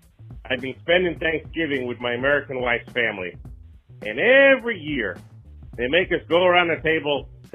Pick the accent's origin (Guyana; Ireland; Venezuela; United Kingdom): Ireland; now in Scranton, United States; I'm thankful I'm Irish